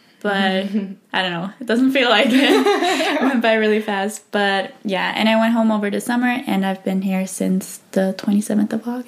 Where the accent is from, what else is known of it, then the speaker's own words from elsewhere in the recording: Switzerland; first language English; moved away as an adult; now in Spain; I'm also, as she says, studying journalism here in Spain. I'm from Switzerland originally